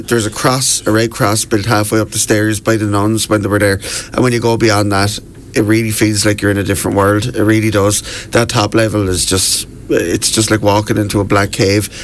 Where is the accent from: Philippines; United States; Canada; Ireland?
Ireland; Wexford, Leinster; accent: Wexford; my Wexford accent